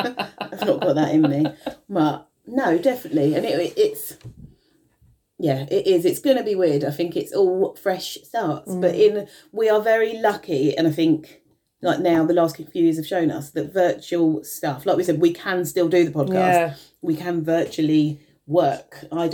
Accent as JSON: {"language": "English", "region": "London", "country": "United Kingdom", "tie": "born or raised there", "lives_now": "Maidstone, United Kingdom", "said": "obviously, I grew up in London."}